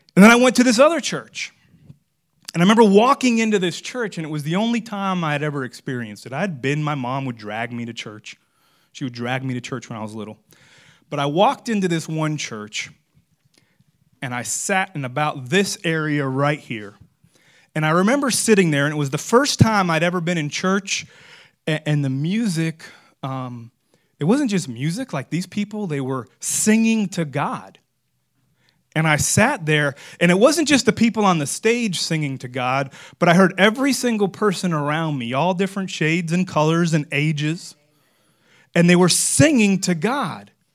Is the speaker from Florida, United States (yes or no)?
yes; Florida, United States; I'm from Florida